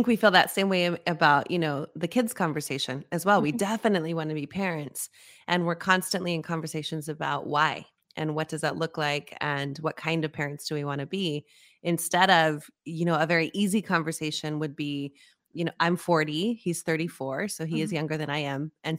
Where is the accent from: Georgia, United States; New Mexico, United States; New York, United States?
New Mexico, United States; Las Cruces; I grew up in Las Cruces, New Mexico. So, you know, growing up on the border near El Paso, Texas